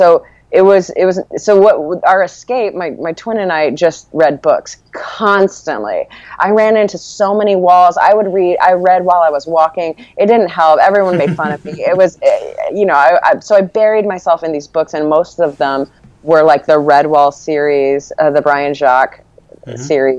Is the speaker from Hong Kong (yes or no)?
no; Malaysia; also born or lived in Corpus Christi, Texas; And so when I was 3, we moved from our home in Corpus Christi to Malaysia, and that's where his job took him.